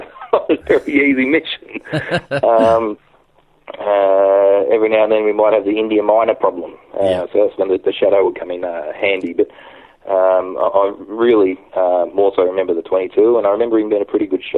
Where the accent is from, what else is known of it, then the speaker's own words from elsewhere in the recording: Gippsland, Victoria, Australia; I was born and raised in Gippsland, generally around the Maffra, Stratford, Sale area